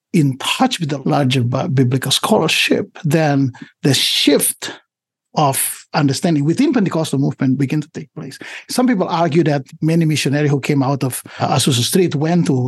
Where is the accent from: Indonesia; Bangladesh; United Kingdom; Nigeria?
Indonesia; English is a second language; moved away as an adult; also born or lived in Southern California; now in United States; I come from Indonesia